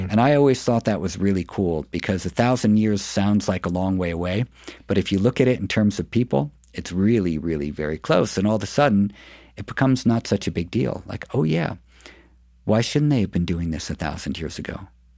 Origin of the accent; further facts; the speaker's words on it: New York City, New York, United States; I grew up in New York City